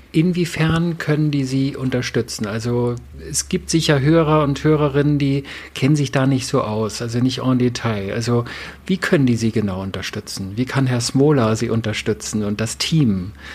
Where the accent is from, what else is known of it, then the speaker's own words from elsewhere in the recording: the North, Northern Germany, Germany; ich komme ja aus dem Norden, ich bin das ja gewohnt